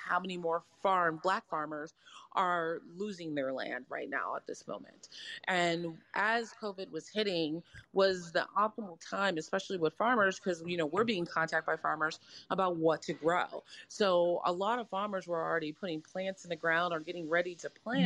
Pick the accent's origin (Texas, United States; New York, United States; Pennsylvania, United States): Texas, United States; San Antonio; moved away as an adult; now in La Crosse, United States; I'm from San Antonio. And I'm in right now, like, Wisconsin.